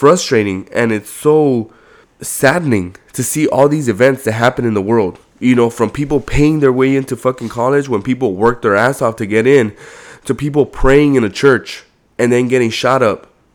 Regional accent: Compton, California, United States; I grew up in Compton

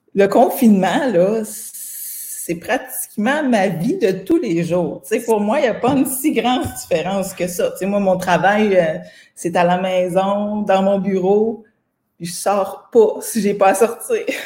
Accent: Saint-Pamphile, Quebec, Canada; En fait, je viens d'une petite ville qui s'appelle Saint-Pamphile

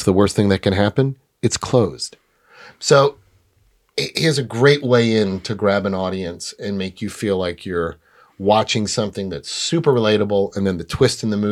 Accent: New York City, New York, United States; I was born in New York City

